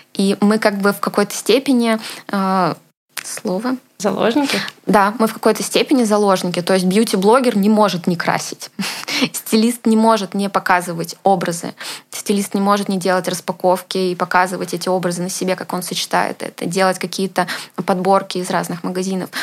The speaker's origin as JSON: {"language": "Russian", "region": "Moscow", "country": "Russia", "tie": "born or raised there", "said": "я родилась в Москве"}